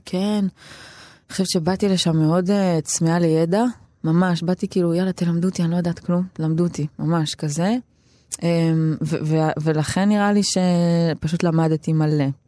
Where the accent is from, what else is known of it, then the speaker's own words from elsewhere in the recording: Tel Aviv-Yafo, Tel Aviv District, Israel; גדלתי ביפו